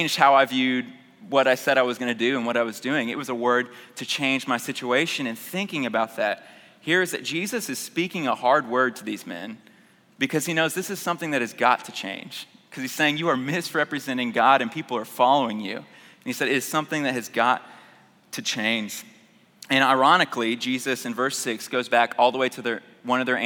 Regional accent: Houston, Texas, United States; I grew up in North Houston, and went to Earhart Elementary

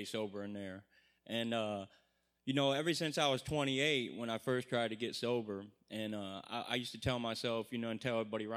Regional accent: Monroe, Michigan, United States; I'm from Monroe, Michigan.

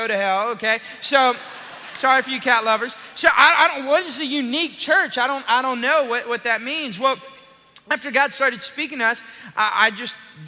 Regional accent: Austin, Texas, United States; moved away as an adult; I'm originally from Austin.

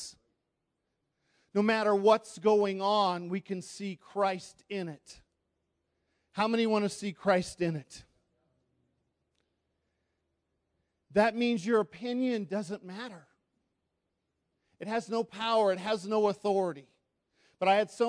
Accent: United States; I'm American

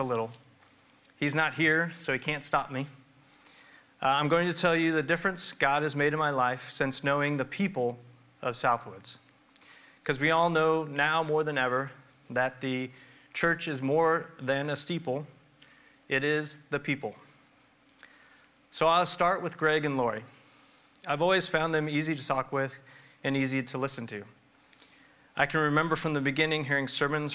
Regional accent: Olathe, Kansas, United States; now in Lee's Summit, United States; I grew up in Olathe and have worked there as a dentist the last 16 years

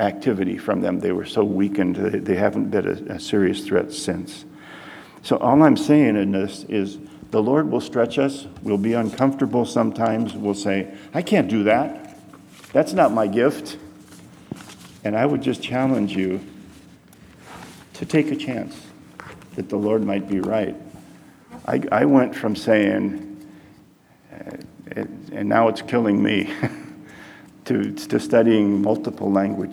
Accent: Detroit, Michigan, United States; moved away as an adult; also born or lived in Peru; I grew up in Detroit and I watched the Tigers

